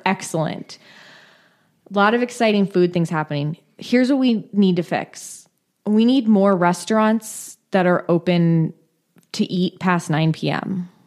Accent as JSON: {"language": "English", "region": "California", "country": "United States", "tie": "born or raised there", "said": "I grew up in California. We're always in a drought."}